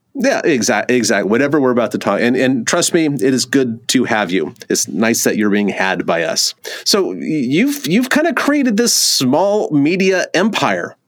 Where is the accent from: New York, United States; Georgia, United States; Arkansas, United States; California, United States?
California, United States; moved away; I'm from California originally